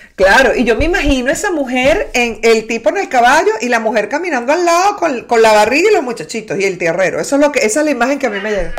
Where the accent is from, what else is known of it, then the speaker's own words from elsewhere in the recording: Maracay, Aragua, Venezuela; Mi abuela era de Maracay, nací en Maracay